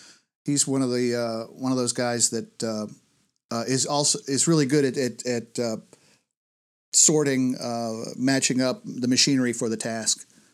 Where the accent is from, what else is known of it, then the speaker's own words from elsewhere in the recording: New York, United States; I'm from Western upstate New York originally.